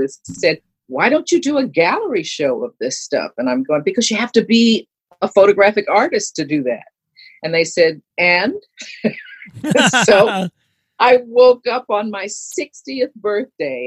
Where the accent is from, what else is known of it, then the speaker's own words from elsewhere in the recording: New York City, New York, United States; I grew up in New York City.